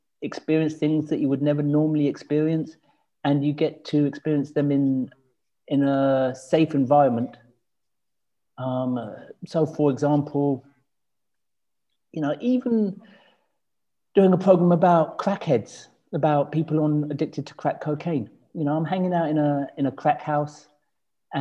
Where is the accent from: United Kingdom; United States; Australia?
United Kingdom; London; moved away as an adult; also born or lived in Scotland; I'm very proud of being a Black Londoner